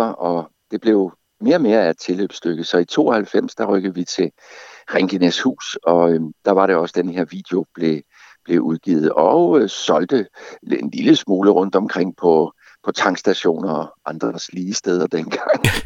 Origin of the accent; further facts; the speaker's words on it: Gråsten, Southern Denmark, Denmark; accent: Sønderjysk (South Jutlandic); moved away; jeg kommer jo oprindeligt fra Gråsten, så jeg kunne tale min form for sønderjysk